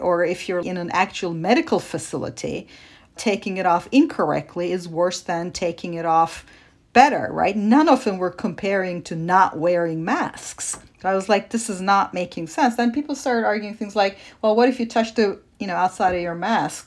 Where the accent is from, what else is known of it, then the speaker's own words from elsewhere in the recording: Turkey; moved away; I grew up in Turkey